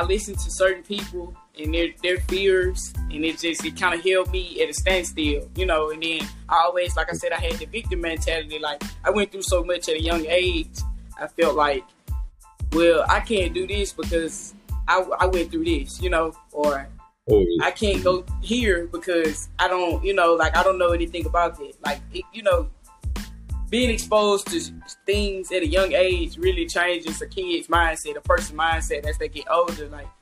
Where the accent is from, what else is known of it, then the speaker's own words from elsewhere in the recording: Shreveport, Louisiana, United States; moved away as an adult; now in Atlanta, United States; I'm from Shreveport, Louisiana. Small town